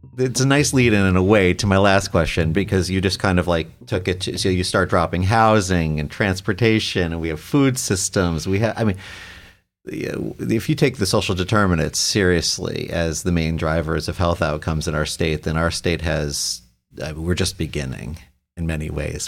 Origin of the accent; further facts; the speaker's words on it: New York, United States; now in Ohio, United States; I'm from New York originally